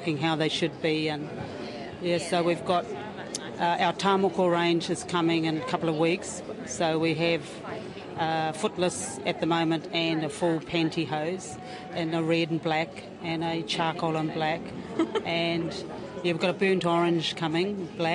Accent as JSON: {"language": "English", "town": "Rotorua", "region": "Bay of Plenty", "country": "New Zealand", "said": "I'm from Rotorua and Te Arawa and Ngāti Pikea"}